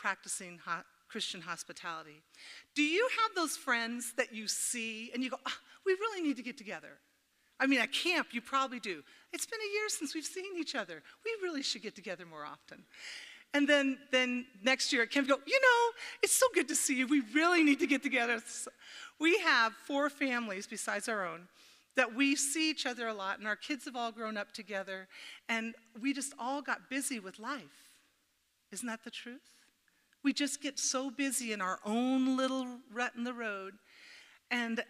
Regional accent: Oregon, United States; I said, Oregon.

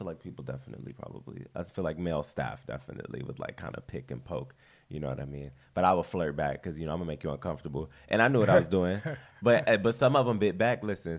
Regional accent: Culver City, California, United States; I am from Culver City, California, essentially. West Los Angeles is where I've grown up. I grew up with my aunt.

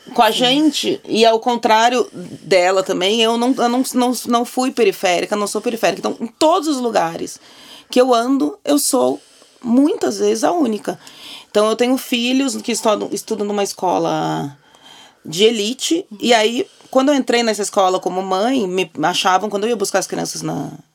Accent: Porto Alegre, Rio Grande do Sul, Brazil; moved away as an adult; now in São Paulo, Brazil; Eu nasci em Porto Alegre

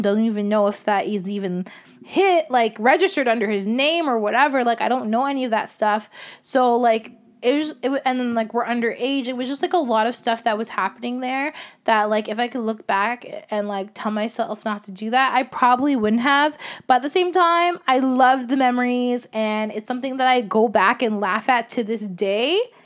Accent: Toronto, Ontario, Canada; growing up in Scarborough

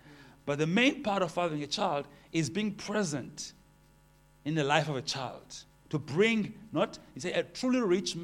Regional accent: Port Elizabeth, Eastern Cape, South Africa; I am from Port Elizabeth, married

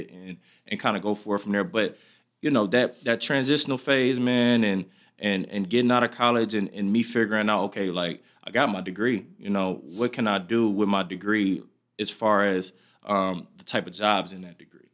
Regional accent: Michigan, United States; moved away; I'm back in my hometown, Michigan

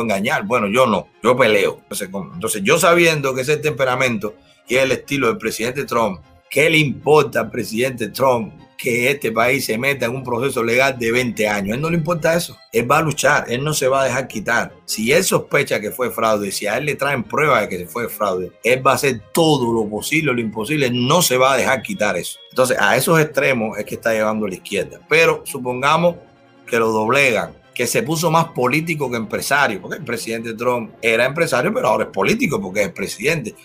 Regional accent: Cuba; moved away; Cuando yo salí de Cuba

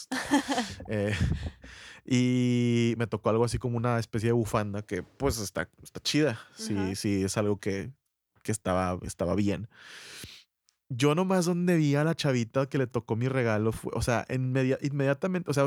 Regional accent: Monterrey, Nuevo León, Mexico; ya soy regio, pues no quiero ser más regio

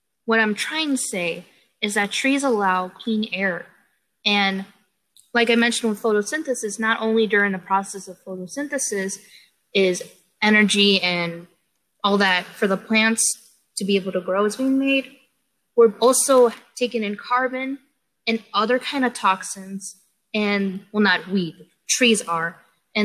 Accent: Chicago, Illinois, United States; I am from Chicago. I am in the urban life, city life, 100% city girl

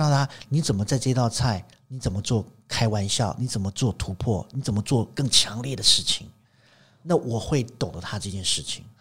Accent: Taiwan; 我们台湾人

